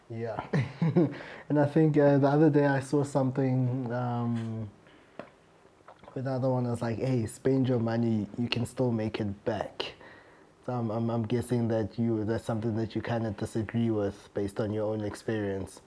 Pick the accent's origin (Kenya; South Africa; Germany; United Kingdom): South Africa; as South African traders